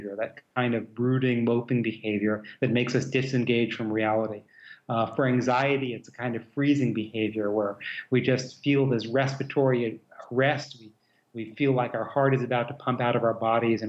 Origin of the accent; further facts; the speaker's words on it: New York, United States; moved away; also born or lived in Midwest / West Coast / American South / Europe; I grew up in New York, very multicultural place